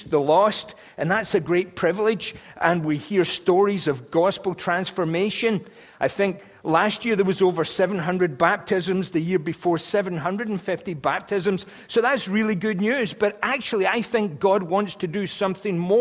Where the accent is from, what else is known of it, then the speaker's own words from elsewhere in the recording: Scotland, United Kingdom; As a Scotsman